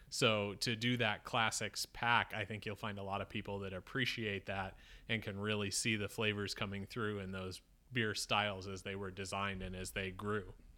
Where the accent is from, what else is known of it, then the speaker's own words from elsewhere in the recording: Syracuse, New York, United States; moved away; I grew up in Syracuse